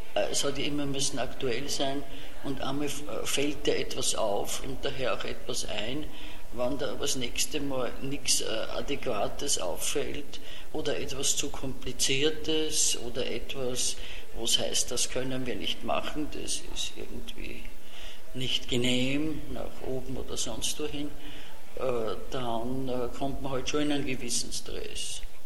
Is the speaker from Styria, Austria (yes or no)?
no; Vienna, Austria; accent: Viennese dialect (Hernals); first language Viennese German dialect; als Kind äh, konnte ich nur, äh, ich würde fast sagen, Herrn Alser Dialekt